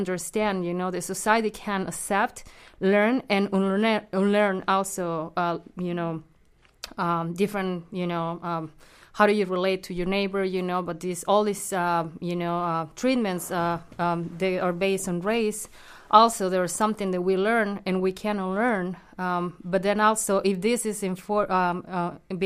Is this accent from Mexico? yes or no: yes; Mexico; moved away; I'm from Mexico